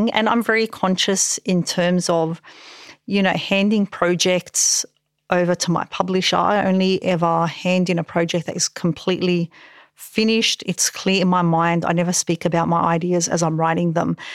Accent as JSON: {"language": "English", "town": "Parramatta", "region": "New South Wales", "country": "Australia", "said": "I'm from Parramatta"}